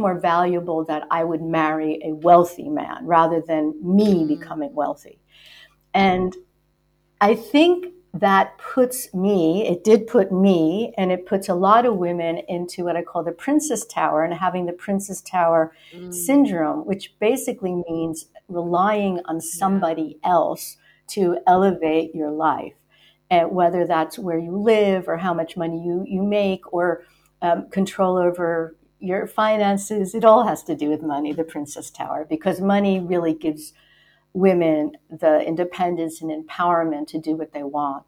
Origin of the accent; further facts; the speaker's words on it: the New York area, United States; I'm from the New York area